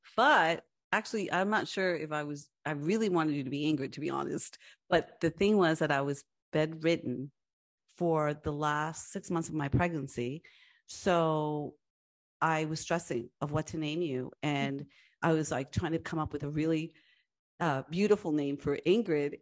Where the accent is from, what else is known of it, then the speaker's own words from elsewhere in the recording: Long Island, New York, United States; first language Spanish; English is a second language; moved away; I grew up in Long Island and Nor-, Long Island, New York in a, uh, Latina family and where English was my second language and, uh, Spanish was my first language